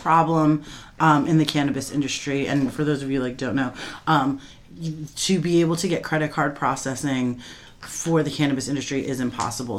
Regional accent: Coral Springs, Florida, United States; I'm from Coral Springs, Florida.

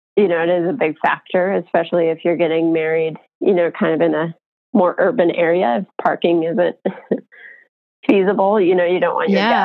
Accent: Colorado, United States; also born or lived in San Francisco; now in Idaho, United States; I'm from Colorado

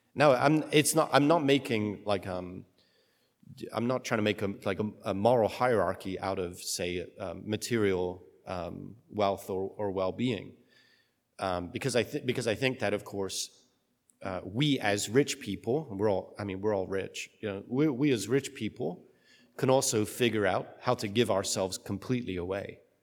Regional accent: United Kingdom; I'm British

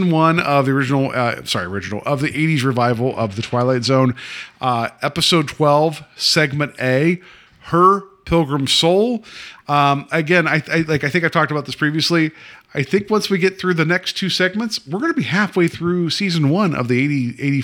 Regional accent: West Virginia, United States; now in Ohio, United States; I've lived here longer than my home state of West Virginia, so I guess I'm an Ohioan now

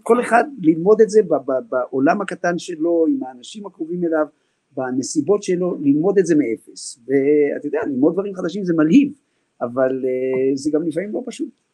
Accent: Israel; אנחנו ישראלים, עם שמחבק

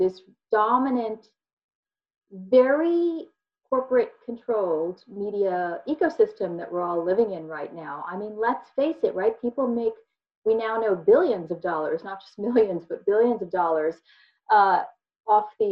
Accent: Philadelphia, Pennsylvania, United States; I grew up in Philadelphia and Philadelphia suburbs

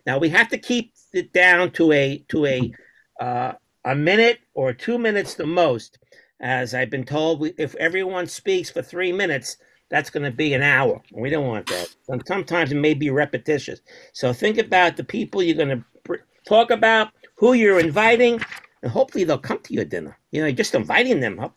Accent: Brooklyn, New York, United States; I'm from Brooklyn.

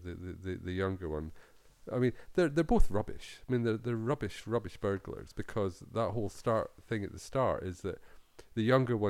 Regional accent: Scotland, United Kingdom; I grew up in Scotland. We don't have brandy snaps in Scotland

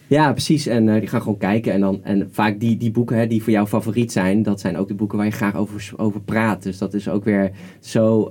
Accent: Netherlands; we als Nederlanders

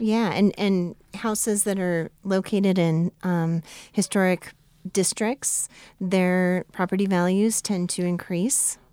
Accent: United States; growing up near Yellowstone, I went and saw every year of my life

